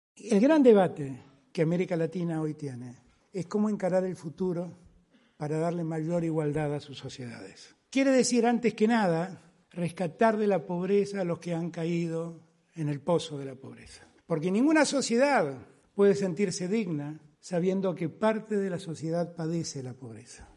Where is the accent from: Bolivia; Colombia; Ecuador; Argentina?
Argentina; mi pueblo, la Argentina